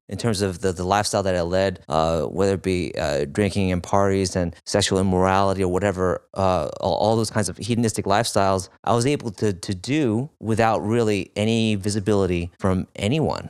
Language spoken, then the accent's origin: English; New York, United States; I was born in New York, in Flushing